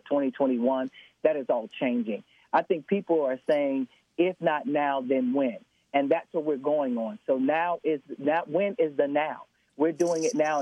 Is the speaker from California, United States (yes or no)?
no; Chicago, Illinois, United States; I was born and raised in Chicago